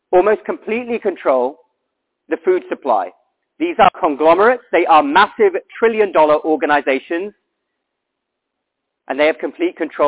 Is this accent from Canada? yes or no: no; United Kingdom; I'm from the United Kingdom.